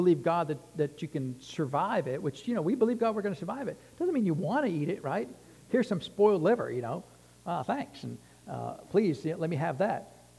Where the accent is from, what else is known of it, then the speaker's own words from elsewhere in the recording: Texas, United States; If you're from Texas, you know, no offense intended, but I'm from Texas, you know.